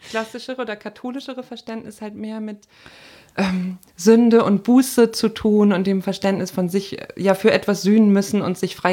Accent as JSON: {"language": "German", "region": "Northern Germany", "country": "Germany", "said": "Bei uns im Norden sagt man Pastorin."}